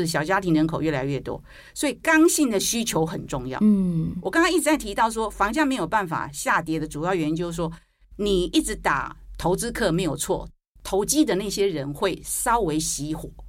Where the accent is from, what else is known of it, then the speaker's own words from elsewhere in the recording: Taiwan; 那你想想看，为什么我们还维持在一万七？因为我们台湾人很有信心啊。